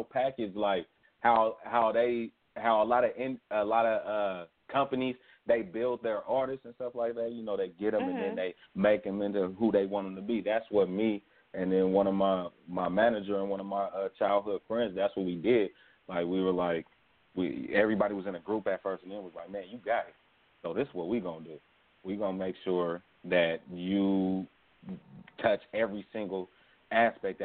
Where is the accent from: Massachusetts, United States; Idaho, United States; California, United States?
California, United States; Merced; I'm from Central California, right in the middle. Merced, California, it's the heart of Cali